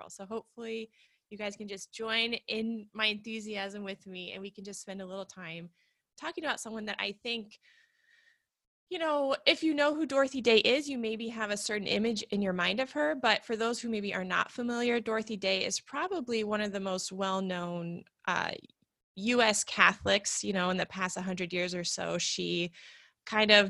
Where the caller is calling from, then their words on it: Portland, Oregon, United States; I'm coming from Portland, Oregon.